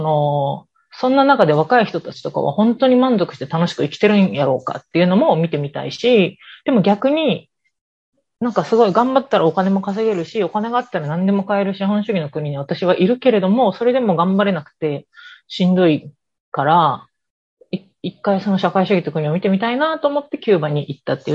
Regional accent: Osaka, Japan; 私、大阪市生まれ、大阪市育ちでずっと大阪市に住んでるから

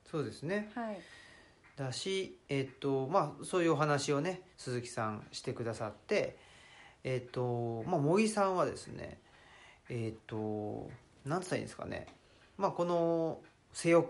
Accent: Saitama, Japan; now in Nara, Japan; 83年埼玉出身奈良県在住という人間ですね

